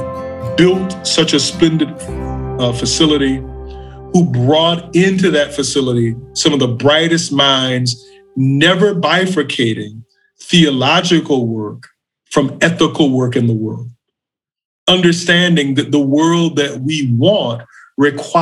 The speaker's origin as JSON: {"language": "English", "town": "Macon", "region": "Georgia", "country": "United States", "tie": "born or raised there", "moved": "yes", "said": "We were living in Macon, Georgia, my hometown"}